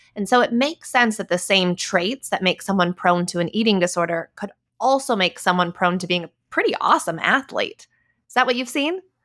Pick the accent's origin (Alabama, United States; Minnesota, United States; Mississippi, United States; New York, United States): Minnesota, United States; I grew up in Minnesota